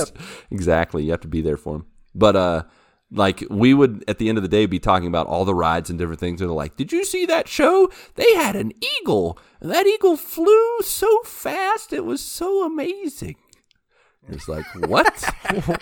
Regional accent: West Virginia, United States; I grew up in West Virginia, and the closest big, big city was Pittsburgh

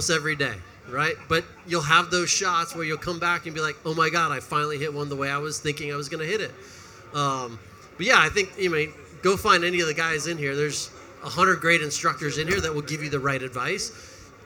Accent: Hawaii, United States; I grew up in Hawaii

